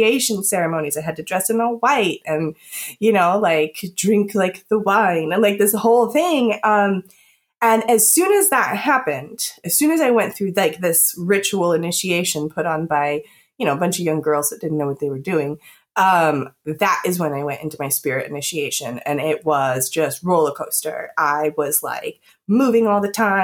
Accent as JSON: {"language": "English", "town": "Daytona Beach", "region": "Florida", "country": "United States", "tie": "born or raised there", "said": "I grew up in Daytona Beach"}